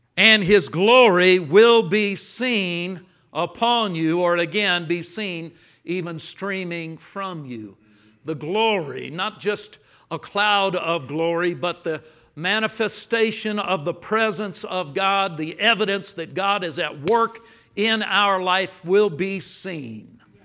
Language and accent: English; Los Angeles, California, United States; now in Texas, United States; I grew up in Los Angeles. I now live in Texas